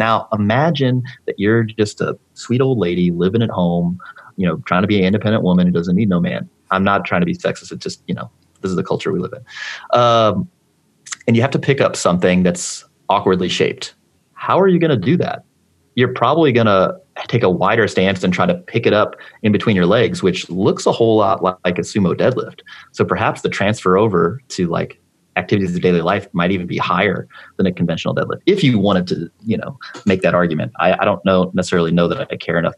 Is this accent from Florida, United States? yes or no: no; St. Charles, Missouri, United States; I grew up in St. Charles